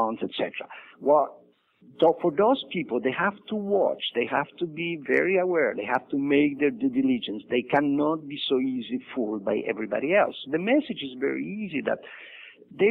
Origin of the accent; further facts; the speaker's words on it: Poland; moved away as an adult; I was born in Poland.